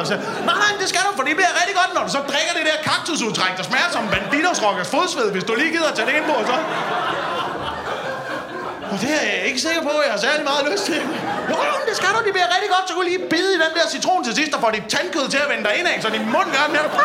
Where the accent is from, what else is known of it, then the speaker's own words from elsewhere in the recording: Slagelse, Zealand, Denmark; Ja, jeg er fra Slagelse.